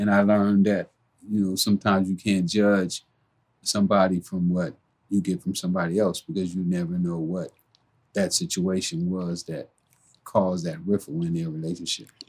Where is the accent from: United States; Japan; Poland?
United States; Los Angeles, California; growing up in South Central